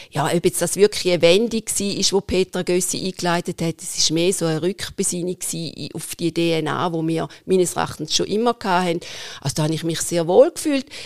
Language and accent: German; Wattwil, St. Gallen, Switzerland; born there; ich ich bin in Wattil geboren und wir verbinden unsere Freizeit und unsere Ferien vorwiegend im Obertoggenburg.